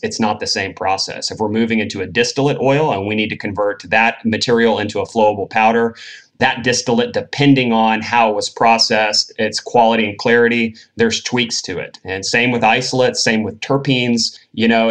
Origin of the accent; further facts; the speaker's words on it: Tennessee, United States; moved away as an adult; also born or lived in Northern California; Born and raised in Tennessee, uh, not a very cannabis friendly state.